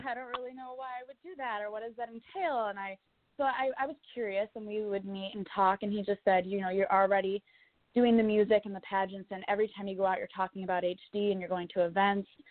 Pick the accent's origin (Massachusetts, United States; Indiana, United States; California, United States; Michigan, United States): Michigan, United States; Kalamazoo; also born or lived in Nashville, Tennessee; grew up in Kalamazoo, Michigan, and I went to school at Plainwell High School in Michigan